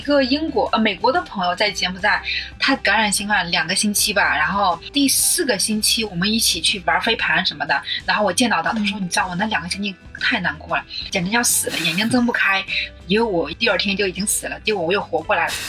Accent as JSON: {"language": "Chinese", "country": "China", "moved": "yes", "said": "我一个大陆人，我听不懂那个广东话"}